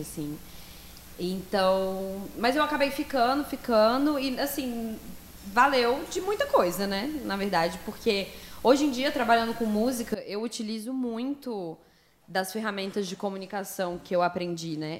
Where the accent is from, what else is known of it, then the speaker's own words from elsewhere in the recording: Brasília, Federal District, Brazil; also born or lived in United States; Sou nascida e criada em Brasília.